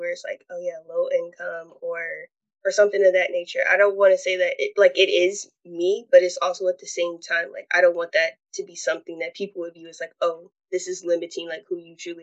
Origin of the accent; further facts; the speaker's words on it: Charlotte, North Carolina, United States; I was born and raised in Charlotte, and the neighborhood that I live at now is called